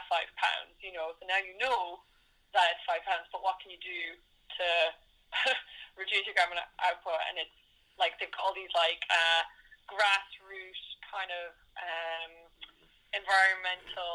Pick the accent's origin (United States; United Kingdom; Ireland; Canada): Ireland; moved away; I'm Irish and I fly home to my family when I can as well